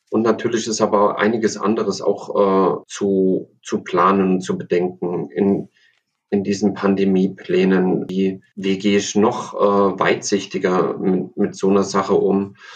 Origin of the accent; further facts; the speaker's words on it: Thuringia, Germany; born there; Ich bin in Thüringen geboren und ich mag einfach die Original Thüringer Rostbratwurst.